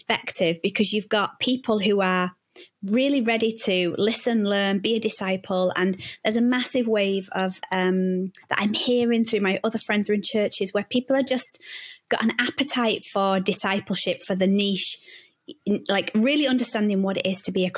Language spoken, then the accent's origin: English; Manchester, North West England, United Kingdom; now in Bradford, United Kingdom; I grew up in Manchester, which is probably one of the main cities.